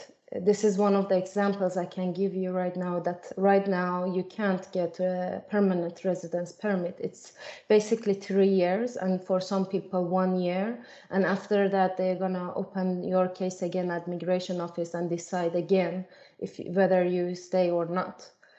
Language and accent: English; Iran; now in Sweden; I was a refugee in that period in 2015. I came alone without my family. I am originally from Iran.